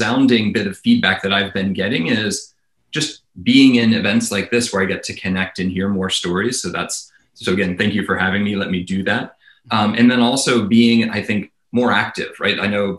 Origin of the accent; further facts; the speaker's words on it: the South, United States; moved away; So I grew up in the South and I left the South candidly because I found people didn't shoot as straight as I wanted to shoot.